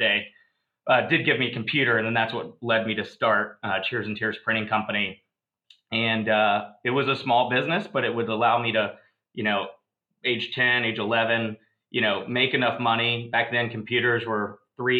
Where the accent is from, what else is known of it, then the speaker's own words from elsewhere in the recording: Virginia, United States; I grew up in Virginia